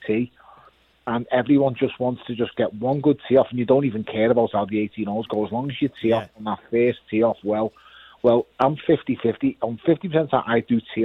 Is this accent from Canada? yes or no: no; Liverpool, North West England, United Kingdom; I'm a kid from Liverpool